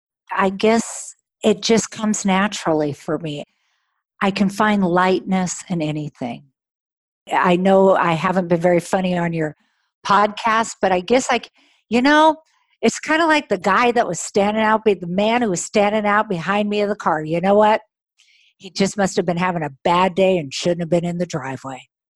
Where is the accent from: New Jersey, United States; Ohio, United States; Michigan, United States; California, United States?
California, United States; I'm in Northern California. I'm from Orange County.